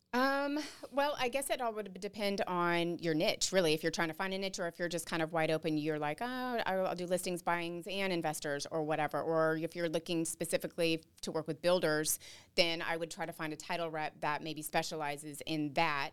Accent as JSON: {"language": "English", "town": "Dallas", "region": "Texas", "country": "United States", "moved": "as an adult", "lives_now": "New Braunfels, United States", "said": "we're both from the Denton, Dallas area"}